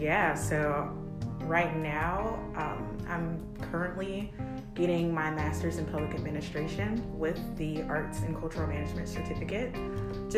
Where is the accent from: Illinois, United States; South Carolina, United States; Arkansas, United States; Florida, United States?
South Carolina, United States; Columbia; moved away as an adult; also born or lived in Charleston, South Carolina; originally I am from Columbia, South Carolina